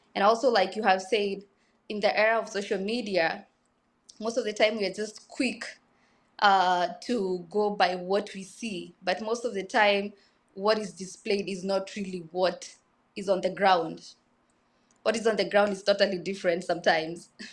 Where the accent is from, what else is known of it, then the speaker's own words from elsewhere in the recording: Kenya; I was born in Kenya in a small village, uh, called Kari and Dusi. I am rudely, usually very proud of where I've come from.